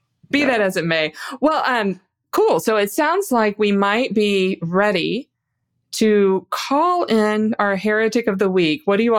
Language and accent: English; the South, United States; Marcion, I'm from the South, too.